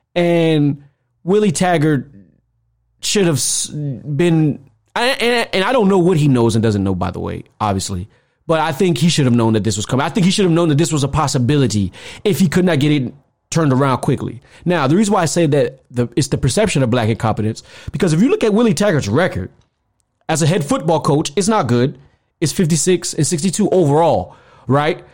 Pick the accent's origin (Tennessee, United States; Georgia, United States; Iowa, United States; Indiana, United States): Georgia, United States; growing up in Georgia at that time